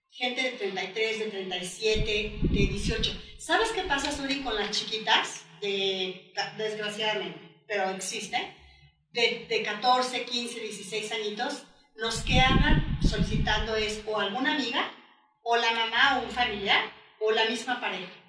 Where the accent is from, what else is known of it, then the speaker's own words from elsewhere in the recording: Mexico; Y después como mujer, como mexicana, como madre de familia.